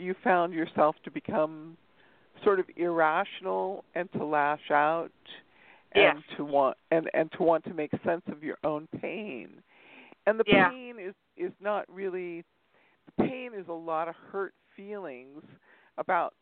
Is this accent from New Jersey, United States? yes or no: no; Torrance, California, United States; I was born in Torrance, California. I'm a California girl.